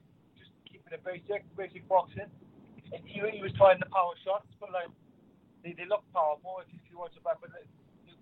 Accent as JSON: {"language": "English", "town": "Cardiff", "region": "Wales", "country": "United Kingdom", "tie": "born or raised there", "said": "being in my hometown"}